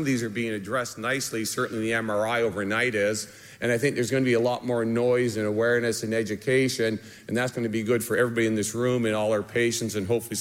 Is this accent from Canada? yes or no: yes; Canada; moved away; I'm Canadian